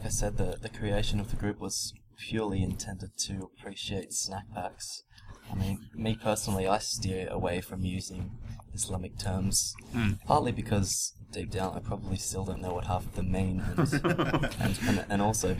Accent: Sydney, New South Wales, Australia; I'm 25 years old. Born and raised in Sydney.

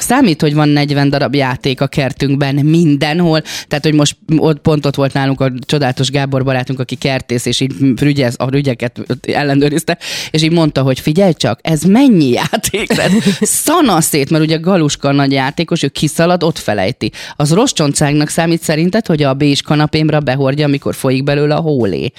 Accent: Gyomaendrőd, Békés, Hungary; én vidéki lány vagyok, gyomendrődi lány

